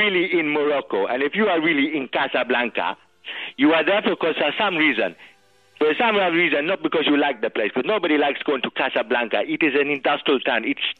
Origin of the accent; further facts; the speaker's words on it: London, United Kingdom; I am from Paddington in London.